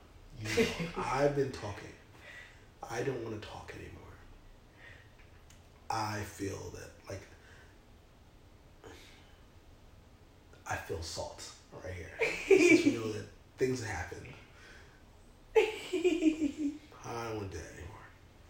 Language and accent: English; California, United States; I'm from California. Maybe I am from California.